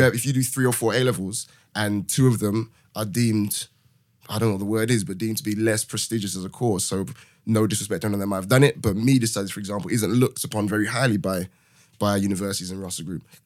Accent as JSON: {"language": "English", "region": "London", "country": "United Kingdom", "tie": "born or raised there", "moved": "as an adult", "lives_now": "Manchester, United Kingdom", "said": "born and raised in London, currently living in Manchester"}